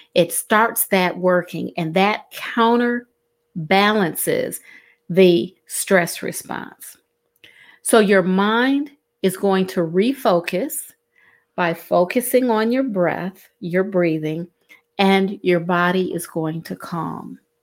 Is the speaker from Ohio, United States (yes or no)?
yes; Cleveland, Ohio, United States; moved away as an adult; now in Southeast Georgia, United States; I'm originally from Cleveland, Ohio. And in Cleveland, Ohio, um, I learned to navigate snowstorms